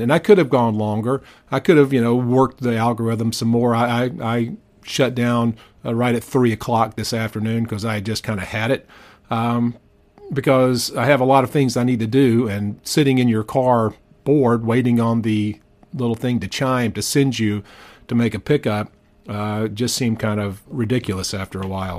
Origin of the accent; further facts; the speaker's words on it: Powder Springs, Georgia, United States; I grew up in Powder Springs